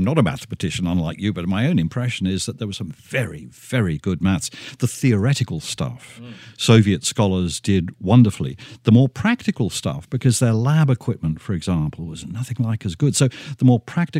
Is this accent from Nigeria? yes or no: yes; Nigeria; also born or lived in New York, United States; now in Australia; Actually, I was born in New York. Grew up in Nigeria.